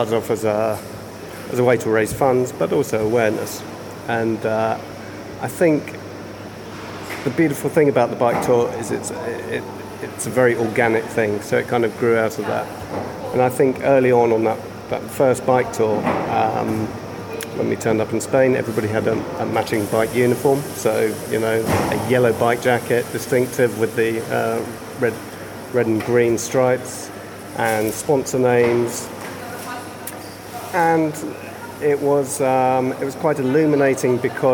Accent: Brighton, South East England, United Kingdom; I'm from Brighton in the UK

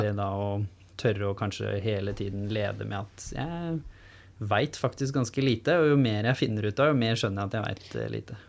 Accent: Norway; jeg har jo vokst opp med å være annerledes på bygda

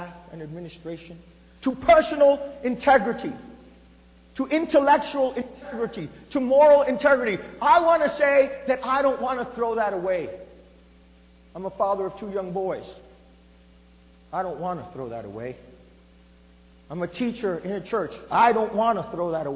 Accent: New Jersey, United States; I was born in New Jersey raised of Puerto Rican parents

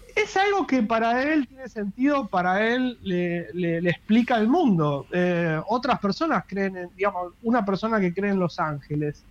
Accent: Rosario, Santa Fe, Argentina; yo soy de Rosario

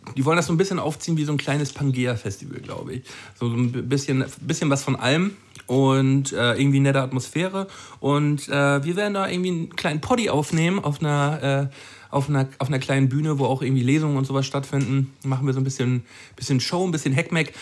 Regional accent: Flensburg, Schleswig-Holstein, Germany; meine Heimatstadt

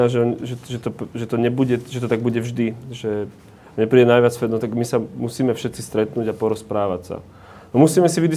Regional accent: Orava, Žilina Region, Slovakia; Ja tiež nie som z Bratislavy, som z Oravy

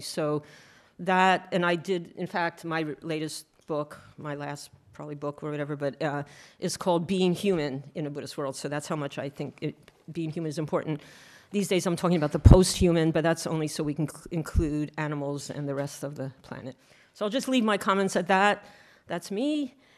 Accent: Philadelphia, Pennsylvania, United States; I was born in Philadelphia, Uni um, Pennsylvania

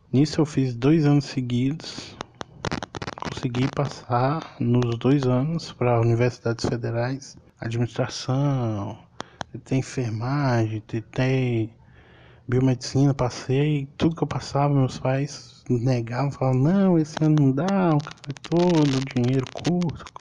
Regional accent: Pirapora, Minas Gerais, Brazil; born there; Eu sou mineiro, nasci no norte de Minas Gerais, Pirapora, uma cidade quente para um caralho odeio calor.

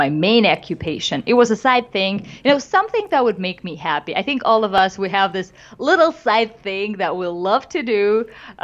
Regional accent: Moscow, Russia; moved away as an adult; now in Los Angeles, United States; I did comedy back home in Russia. I'm originally from Moscow, Russia.

